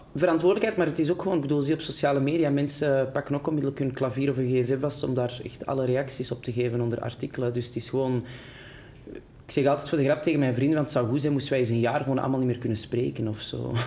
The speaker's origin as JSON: {"language": "Dutch", "town": "Antwerp", "region": "Flanders", "country": "Belgium", "accent": "Antwerps", "moved": "as an adult", "lives_now": "Brussels, Belgium", "said": "Ik weet ook wel dat mijn Antwerps accent"}